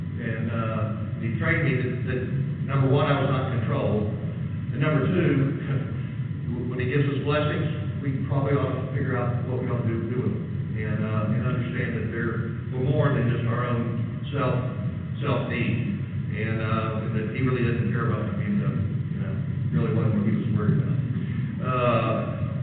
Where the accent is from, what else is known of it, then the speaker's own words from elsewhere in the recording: United States; growing up in the United States